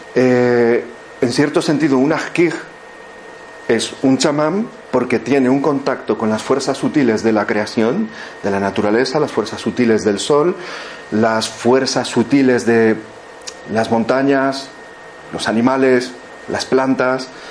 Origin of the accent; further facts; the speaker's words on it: Guatemala; moved away; nací en Guatemala